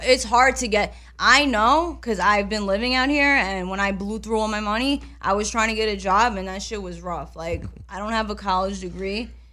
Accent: New York, United States; moved away; I'm from New York

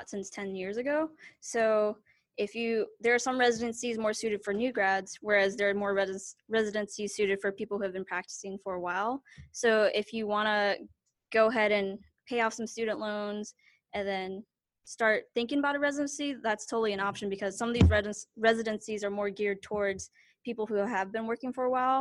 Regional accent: Spartanburg, South Carolina, United States; I'm from Spartanburg, South Carolina

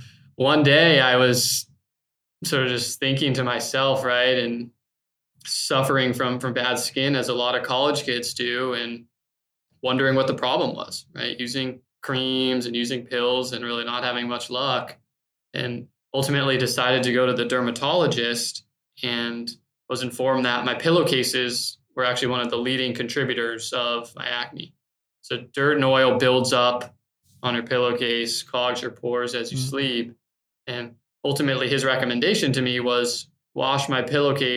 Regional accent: Tucson, Arizona, United States; now in North Carolina, United States; So I grew up in Arizona, in Tucson, sort of middle class, upper middle class.

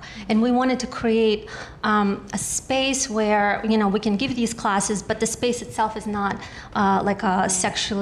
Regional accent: United States; I grew up in the New York, New Jersey area.

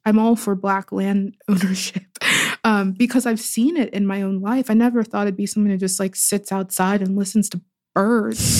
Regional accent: Pittsburgh, Pennsylvania, United States; born or raised there

